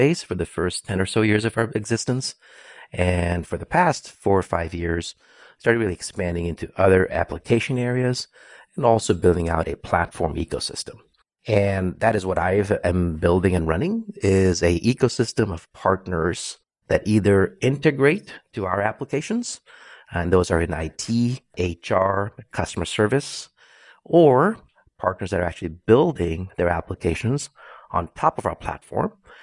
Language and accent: English; Brazil; moved away as an adult; also born or lived in India / Santa Clara, California; now in United States; I was born in India, but raised in Brazil since I was five. So pretty much all my education was there, all the way through college.